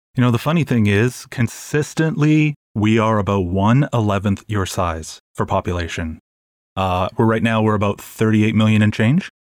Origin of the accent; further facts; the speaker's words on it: Toronto, Ontario, Canada; I'm from Toronto, and one of the points of our distinct, of the distinction of living in Toronto is that we have the Maple Leafs